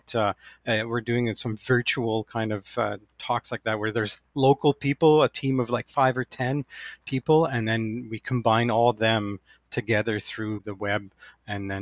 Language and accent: English; New Liskeard, Ontario, Canada; I am from New Liskeard, Ontario, so just north of North Bay